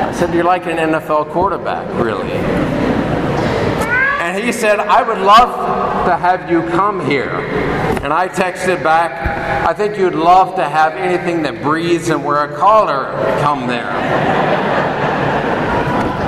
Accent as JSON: {"language": "English", "town": "Hugoton", "region": "Kansas", "country": "United States", "tie": "born or raised there", "said": "Grew up on a farm outside of a small town called Hugoton, only about 3,500 people."}